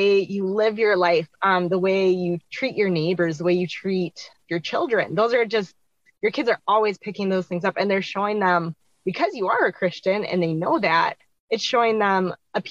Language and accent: English; Minnesota, United States; I am from Minnesota in the United States